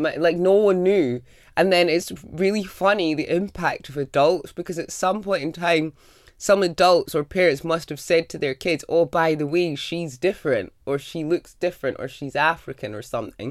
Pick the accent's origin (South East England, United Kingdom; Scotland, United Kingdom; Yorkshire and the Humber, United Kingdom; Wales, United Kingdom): Scotland, United Kingdom; the time I grew up in Scotland